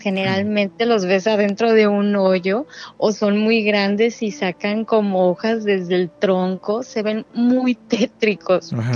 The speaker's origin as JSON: {"language": "Spanish", "town": "Mexicali", "region": "Baja California", "country": "Mexico"}